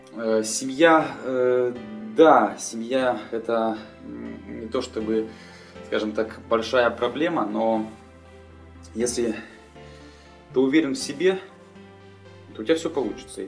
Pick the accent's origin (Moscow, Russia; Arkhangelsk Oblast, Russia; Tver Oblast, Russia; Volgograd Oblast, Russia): Arkhangelsk Oblast, Russia; Pinezhsky District; moved away as an adult; родился я на севере, в Архангельске, в Архангельской области, в Пинежском районе. И окончив э, школу, поступил в университет.